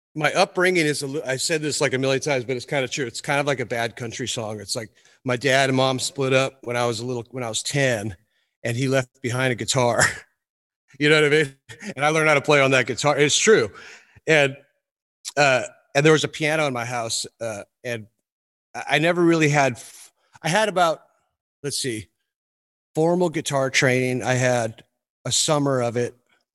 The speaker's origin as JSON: {"language": "English", "town": "Cameron Park", "region": "California", "country": "United States", "said": "I'm from Cameron Park, which is a town outside of Placerville, which I think you guys know."}